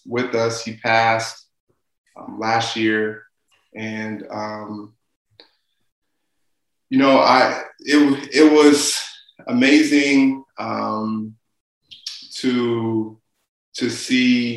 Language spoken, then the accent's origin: English; West Coast, United States; I'm from the West Coast